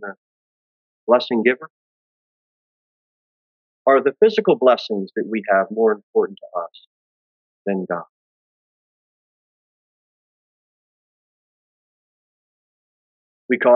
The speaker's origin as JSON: {"language": "English", "country": "United States", "said": "as an American"}